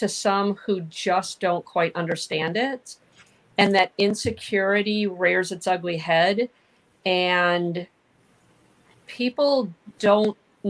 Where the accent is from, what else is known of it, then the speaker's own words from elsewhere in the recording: the North, United States; I'm actually from the North. I had a lot to overcome moving to the South.